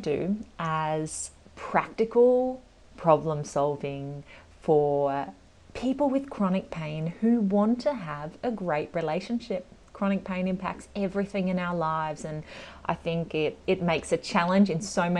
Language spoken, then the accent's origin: English; Australia; also born or lived in London; We are obviously from Australia, but we moved over there for a little while